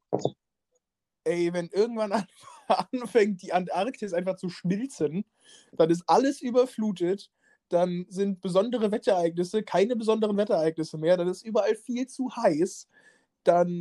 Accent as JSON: {"language": "German", "town": "Schweich", "region": "Rhineland-Palatinate", "country": "Germany", "tie": "born or raised there", "said": "in meiner Heimatstadt"}